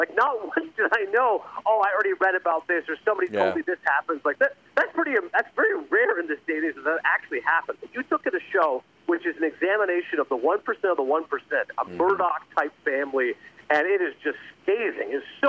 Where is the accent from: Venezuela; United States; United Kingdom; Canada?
Canada; Toronto, Ontario; I'm from Toronto, I grew up there